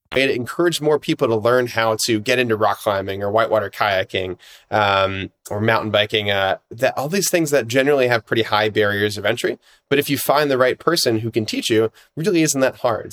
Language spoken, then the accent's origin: English; Atlanta, Georgia, United States; I grew up here in Atlanta, which is where I'm based right now